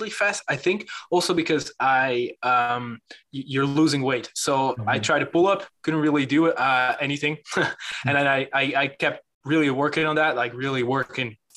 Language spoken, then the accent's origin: English; Netherlands; English is a second language; I'm from the Netherlands. And sometimes I have this weird accent going on